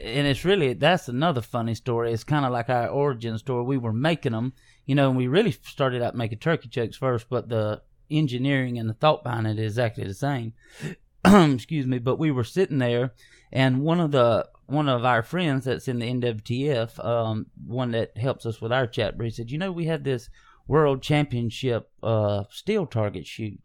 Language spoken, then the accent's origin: English; Hazlehurst, Georgia, United States; we grew up here in South Georgia